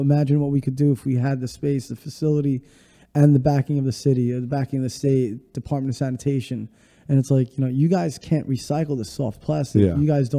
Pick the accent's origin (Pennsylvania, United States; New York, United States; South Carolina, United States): New York, United States; New York City; from Bay Ridge, from Brooklyn.